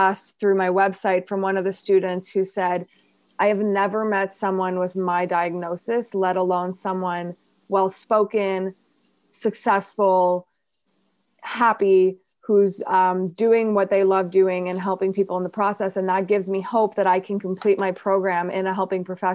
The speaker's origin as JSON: {"language": "English", "town": "Montreal", "region": "Quebec", "country": "Canada", "tie": "born or raised there", "second_language": "English", "moved": "as an adult", "lives_now": "Toronto, Canada", "said": "born and raised in Montreal. So I learned English when I was 10."}